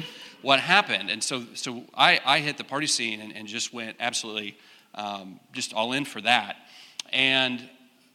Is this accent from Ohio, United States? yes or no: no; Wichita, Kansas, United States; I grew up in Wichita. So I'm Kansas, born and raised, and came to K-State in 1997